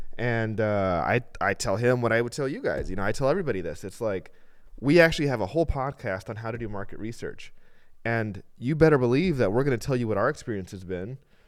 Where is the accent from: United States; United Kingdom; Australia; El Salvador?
El Salvador; El Salvador, yeah. I grew up